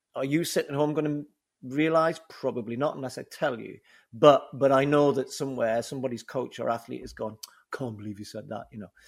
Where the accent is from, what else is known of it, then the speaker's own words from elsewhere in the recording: Newcastle upon Tyne, North East England, United Kingdom; accent: Geordie; my Geordie accent